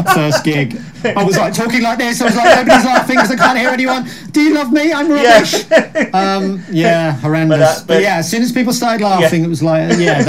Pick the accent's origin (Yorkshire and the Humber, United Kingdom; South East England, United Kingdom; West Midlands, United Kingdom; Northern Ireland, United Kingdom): West Midlands, United Kingdom; Birmingham; I grew up in Birmingham